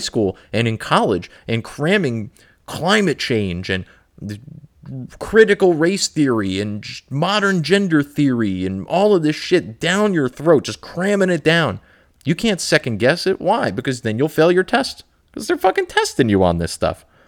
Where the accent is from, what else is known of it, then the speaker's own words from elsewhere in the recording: New Jersey, United States; I'm from New Jersey.